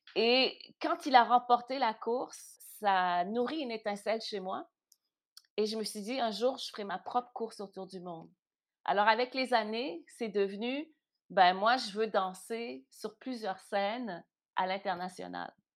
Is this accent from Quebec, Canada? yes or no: yes; Montreal, Quebec, Canada; moi, je suis née à Montréal euh, de parents d'origine haïtienne